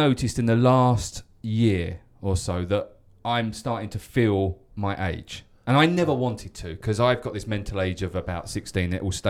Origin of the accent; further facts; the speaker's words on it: England, United Kingdom; moved away; where I grew up in England